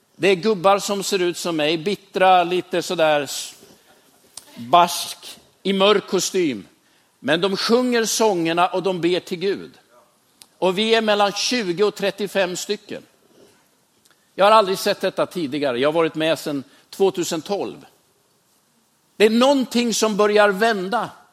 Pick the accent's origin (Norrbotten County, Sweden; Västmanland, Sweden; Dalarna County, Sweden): Västmanland, Sweden; Västerås; Jag är uppvuxen i Västerås